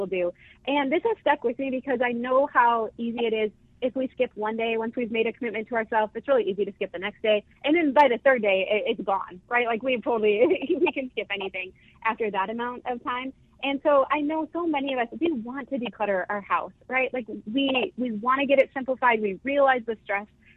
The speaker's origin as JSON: {"language": "English", "town": "Northfield", "region": "Minnesota", "country": "United States", "tie": "born or raised there", "said": "We grew up in Northfield"}